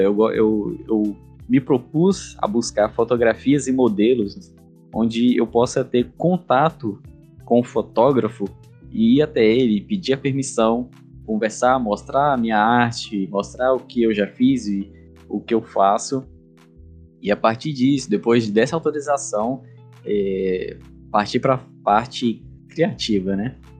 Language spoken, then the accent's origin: Portuguese; Teixeira de Freitas, Bahia, Brazil; eu sou de Teixeira de Freitas, Bahia